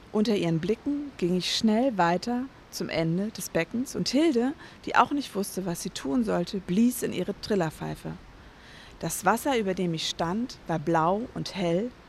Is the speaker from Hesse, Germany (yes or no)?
yes; Hesse, Germany; now in Berlin, Germany; Unterschiedlich. Also teilweise ähm, im Odenwald. Also wir sind ein paar Mal umgezogen, aber teilweise im Odenwald, das ist bei Frankfurt.